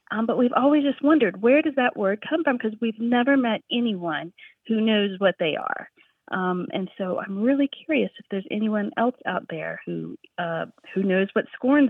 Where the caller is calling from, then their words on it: Harrisonburg, Virginia, United States; I'm calling from Harrisonburg, Virginia.